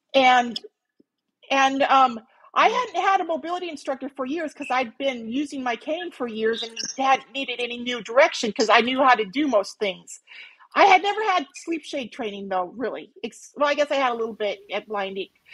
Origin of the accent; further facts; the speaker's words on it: Minnesota, United States; moved away as an adult; also born or lived in Montana / Missoula, Montana; now in Phoenix, United States; I was originally from Minnesota